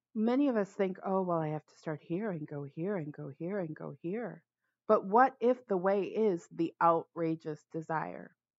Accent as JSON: {"language": "English", "town": "Los Angeles", "region": "California", "country": "United States", "moved": "as an adult", "lives_now": "Bay Area, United States", "said": "I'm originally from Los Angeles, but I haven't lived there in 15 years. I've been in the Bay Area 16, maybe 17 years now."}